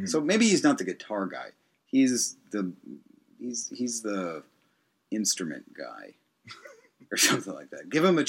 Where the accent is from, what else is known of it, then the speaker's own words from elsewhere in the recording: Pittsburgh, Pennsylvania, United States; moved away as an adult; now in Tokyo, Japan; growing up in Pittsburgh, for example, right? There was Lawrence Music.